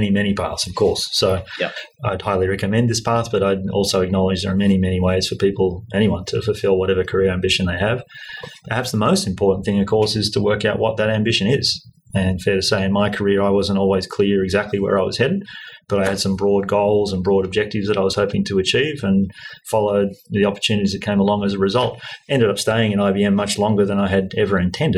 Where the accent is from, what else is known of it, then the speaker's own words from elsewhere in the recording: Australia; I grew up here in Australia.